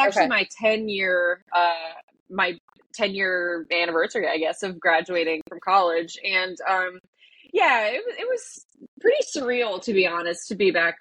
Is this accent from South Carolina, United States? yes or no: yes; Mount Pleasant, South Carolina, United States; I grew up in Mount Pleasant.